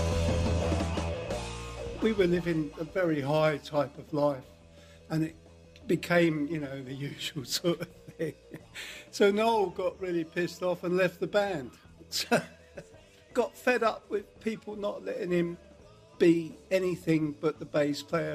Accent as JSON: {"language": "English", "town": "Ashford", "region": "South East England", "country": "United Kingdom", "said": "I'm from Ashford in Kent, which is inland a bit more, where the Channel Tunnel railway stations are"}